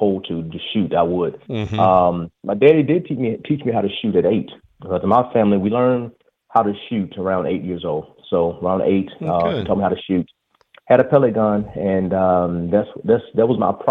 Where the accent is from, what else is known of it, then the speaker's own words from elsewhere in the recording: Talladega, Alabama, United States; I am from Alabama, Talladega, Alabama, born and raised.